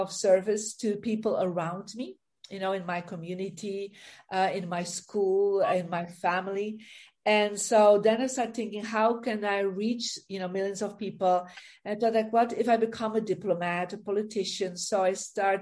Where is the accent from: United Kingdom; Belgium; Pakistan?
Belgium; moved away as an adult; now in United States; I'm originally from Belgium, and I actually moved about 20 years ago to America